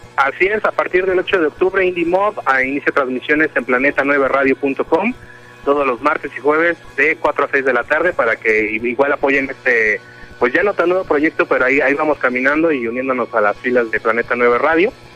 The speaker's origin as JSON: {"language": "Spanish", "town": "Coacalco", "region": "State of Mexico", "country": "Mexico", "said": "de acá, de, de, mi tierra, del Estado de México"}